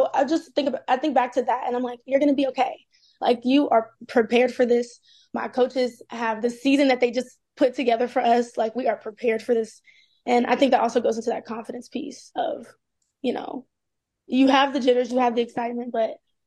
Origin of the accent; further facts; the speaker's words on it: Tennessee, United States; moved away as an adult; now in Maryland, United States; I am from Tennessee